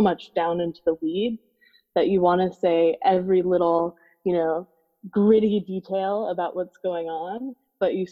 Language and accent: English; Naples, Florida, United States; I grew up in Naples, Florida, which back at the time was a pretty small town